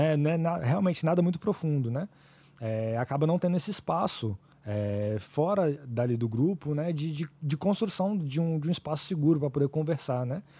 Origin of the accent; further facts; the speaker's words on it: Vitória, Espírito Santo, Brazil; also born or lived in Ipatinga, Minas Gerais; fui criado aqui em Vitória